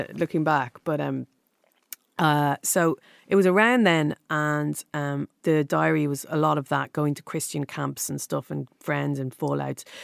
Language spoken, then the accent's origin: English; Dublin, Leinster, Ireland; moved away as an adult; now in London, United Kingdom; Dundrum, South Dublin